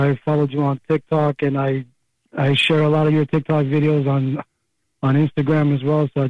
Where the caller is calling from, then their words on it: Pennsylvania, United States; Hi, Kramer.